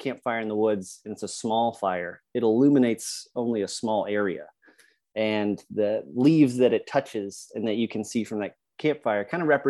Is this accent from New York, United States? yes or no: no; Colorado, United States; moved away as an adult; now in Virginia, United States; I grew up in Colorado, loving the outdoors